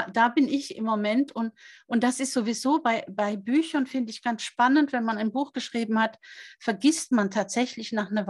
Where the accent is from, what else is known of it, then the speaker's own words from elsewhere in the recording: Norway; Es ist nicht nur meine Heimat, aus der ich stamme, sondern es ist ein Stück weit auch meine Seelenheimat